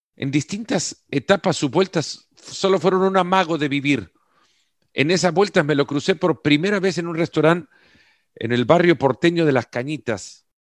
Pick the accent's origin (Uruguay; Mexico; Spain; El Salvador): El Salvador; yo soy del Salvador